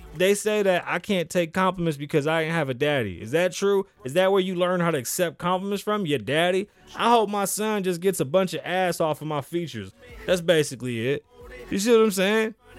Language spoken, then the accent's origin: English; New York City, New York, United States; moved away as an adult; now in Las Vegas, United States; I'm from the Bronx. I'm a Puerto Rican kid